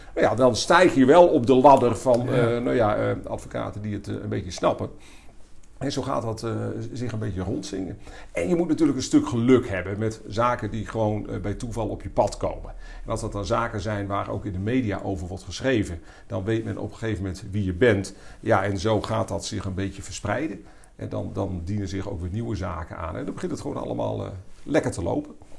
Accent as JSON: {"language": "Dutch", "town": "Leeuwarden", "region": "Friesland", "country": "Netherlands", "tie": "born or raised there", "said": "geboren 26 april 1968 in Leeuwarden"}